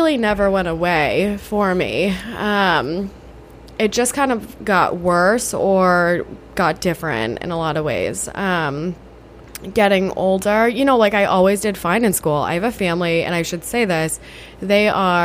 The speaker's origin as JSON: {"language": "English", "town": "Rochester", "region": "New York", "country": "United States", "said": "I am from Rochester, New York"}